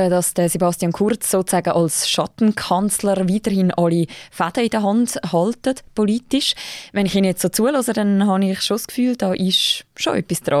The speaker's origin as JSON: {"language": "German", "country": "Switzerland", "said": "Für mich als Schweizerin aus der Außenperspektive"}